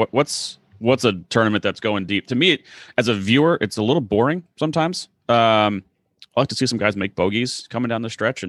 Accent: Massachusetts, United States; moved away as an adult; also born or lived in Clemson, South Carolina; born and raised in Massachusetts, the resident northerner

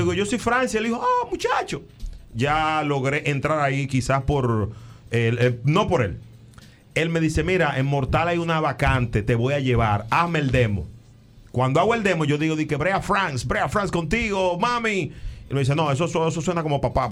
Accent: San Cristóbal, Dominican Republic; moved away as an adult; now in New York, United States; yo soy de la de San Cristóbal, orgullosamente

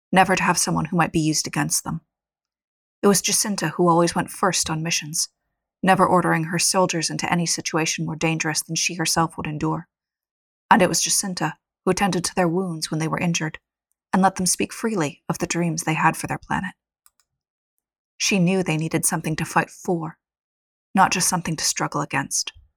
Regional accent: United States; as an American

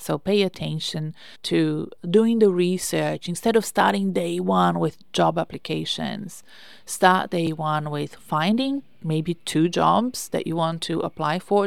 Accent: Brazil; English is a second language; I'm Brazilian

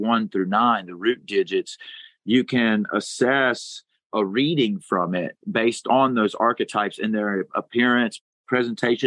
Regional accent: Crowley, Louisiana, United States; I was born in Crowley, Louisiana

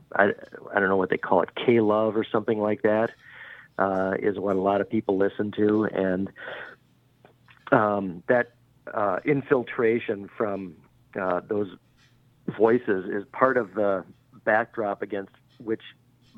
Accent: Milwaukee, Wisconsin, United States; moved away as an adult; now in Topeka, United States; I grew up in the Milwaukee area, in the greater Milwaukee area.

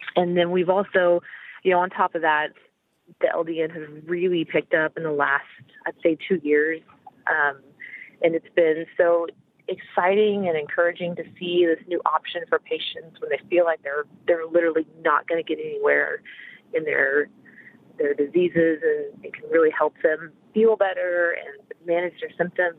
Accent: Oklahoma, United States; now in Texas, United States; I was raised in Oklahoma, which is the state above Texas

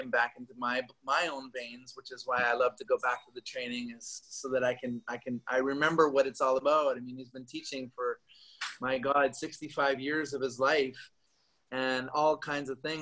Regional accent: Vancouver, British Columbia, Canada; moved away as an adult; start teaching back in my hometown.

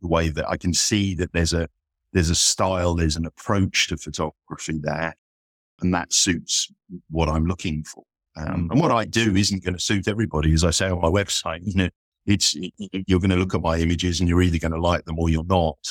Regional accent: Isle of Wight, South East England, United Kingdom; moved away as an adult; also born or lived in London; now in Leeds, United Kingdom; I grew up on the Isle of Wight

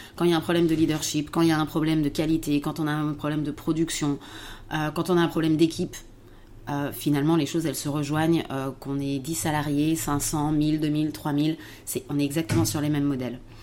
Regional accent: around Lyon, Auvergne-Rhône-Alpes, France; also born or lived in Paris; je suis revenue en fait dans ma région d'origine, aux alentours de, aux alentours de Lyon

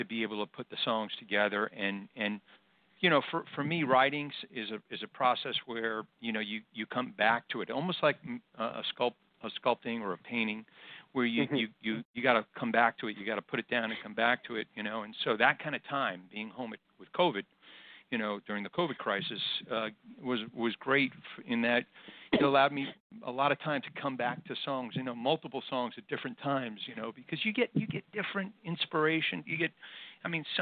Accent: New York City, New York, United States; I grew up in New York City. And I was born in Brooklyn and lived in just about every borough

